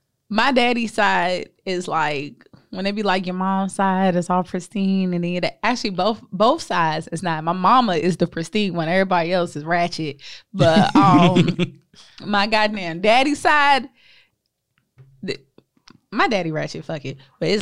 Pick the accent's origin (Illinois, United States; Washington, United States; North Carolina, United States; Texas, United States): North Carolina, United States; Winston-Salem; I'm from Winston-Salem, North Carolina.